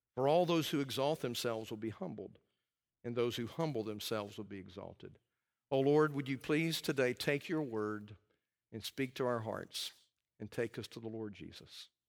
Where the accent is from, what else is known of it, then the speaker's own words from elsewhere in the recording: Alabama, United States; I'm from Alabama